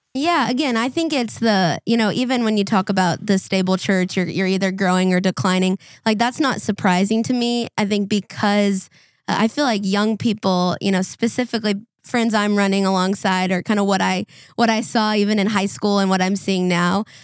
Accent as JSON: {"language": "English", "region": "Minnesota", "country": "United States", "tie": "born or raised there", "said": "growing up in Minnesota"}